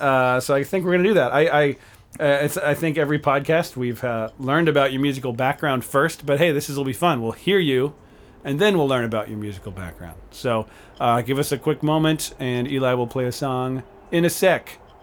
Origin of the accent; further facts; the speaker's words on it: Pennsylvania, United States; I came from Pennsylvania.